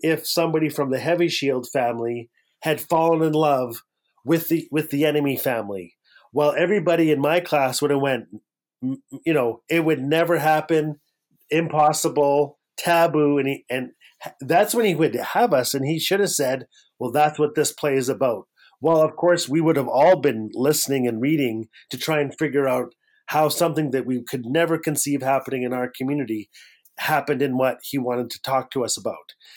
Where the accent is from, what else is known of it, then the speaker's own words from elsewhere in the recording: Fort Smith, Northwest Territories, Canada; growing up in Fort Smith in the Northwest Territories